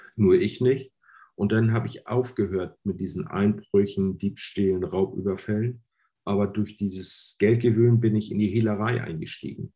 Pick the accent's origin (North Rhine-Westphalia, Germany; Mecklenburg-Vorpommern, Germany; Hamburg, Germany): Hamburg, Germany; first language German; ich bin in Hamburg geboren